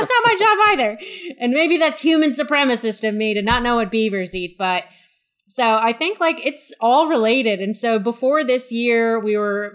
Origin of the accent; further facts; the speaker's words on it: United States; As an American